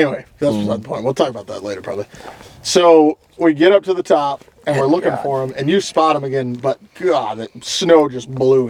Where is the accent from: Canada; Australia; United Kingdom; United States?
United States; Louisiana; moved away; we grew up in a southern climate. Both of us did. I grew up in Louisiana.